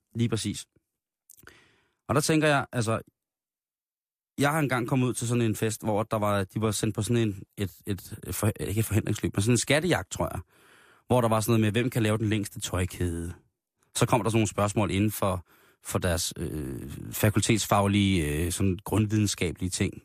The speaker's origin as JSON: {"language": "Danish", "country": "Denmark", "said": "der er vi jo af danskere et så generet folkefærd"}